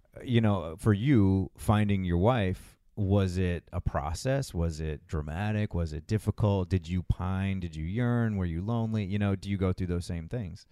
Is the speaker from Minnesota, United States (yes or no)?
no; Massachusetts, United States; moved away as an adult; also born or lived in Los Angeles; I grew up in Massachusetts twenty-three years there